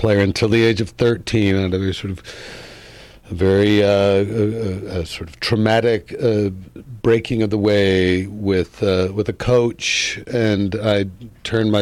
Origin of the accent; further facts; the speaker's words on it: Mendham, New Jersey, United States; also born or lived in Brooklyn, New York; I grew up in New Jersey